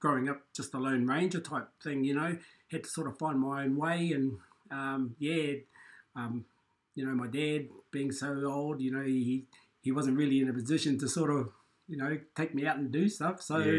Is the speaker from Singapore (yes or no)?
no; Taranaki, New Zealand; I'm 57 years of age. I was raised here in Taranaki. I haven't gone far. Been here all my life. I'm the youngest sibling of 10 children.